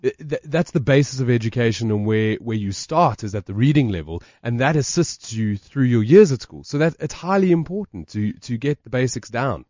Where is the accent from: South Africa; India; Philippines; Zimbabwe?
South Africa